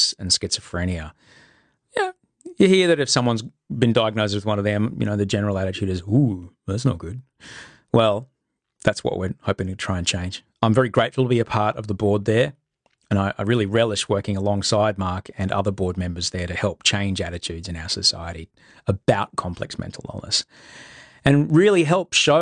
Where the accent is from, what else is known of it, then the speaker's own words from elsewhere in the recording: Australia; also born or lived in United States; I was Australian